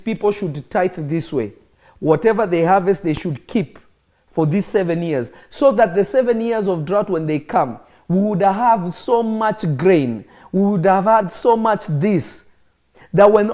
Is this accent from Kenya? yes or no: yes; Kenya; I grew up in Kenya. I'm not Kenyan, but I grew up in Kenya